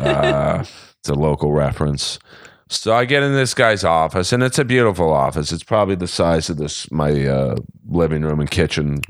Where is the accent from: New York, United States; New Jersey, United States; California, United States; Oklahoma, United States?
California, United States; Los Angeles; I grew up in Bel Air